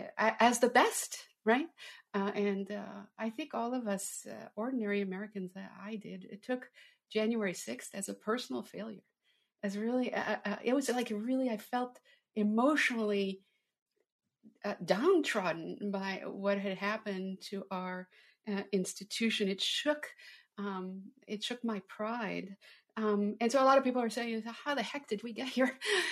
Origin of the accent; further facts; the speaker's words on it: Canada; now in United States; I'm an immigrant. I came from Canada. I wanted to come here since I was a little girl.